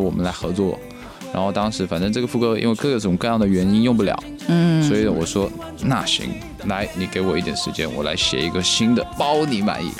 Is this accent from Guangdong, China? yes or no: yes; Guangdong, China; 从小的环境就是潮汕话嘛，跟普通话